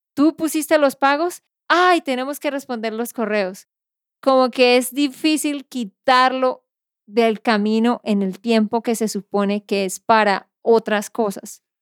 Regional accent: Santander, Colombia; de Santander, Colombia.

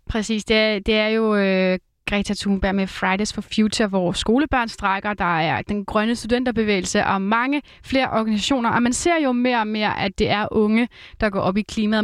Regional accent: Roskilde area, Zealand, Denmark; Nu er jeg jo fra Roskilde området

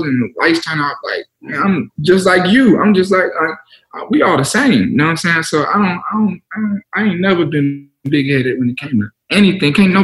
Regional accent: Cobb County, Georgia, United States; I'm from Cobb

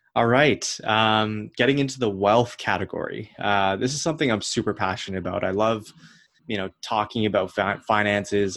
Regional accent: Ottawa, Ontario, Canada; moved away as an adult; also born or lived in Toronto; I was from Ottawa

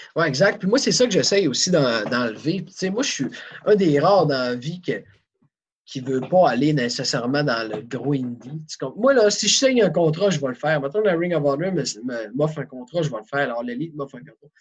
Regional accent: Quebec, Canada; on vient du Québec

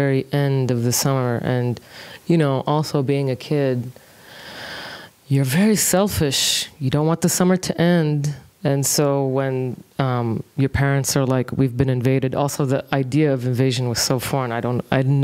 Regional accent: Kuwait; also born or lived in Dakar, Senegal; I was born in Senegal, I was born in Dakar. Mm-hmm. So 83 is when we went to Kuwait.

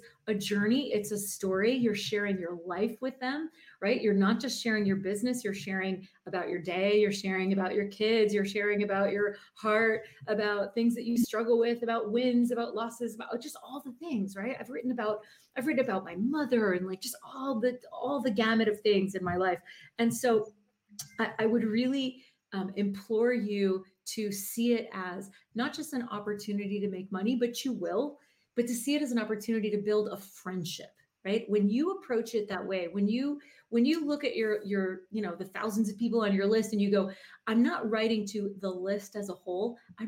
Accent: South Florida, United States; I'm from Florida, South Florida

